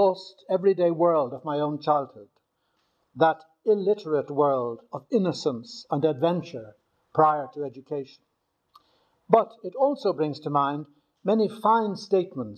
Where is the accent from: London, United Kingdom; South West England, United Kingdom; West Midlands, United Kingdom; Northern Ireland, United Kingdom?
Northern Ireland, United Kingdom; Newcastle; now in Rome, Italy; I was born in Newcastle, County Down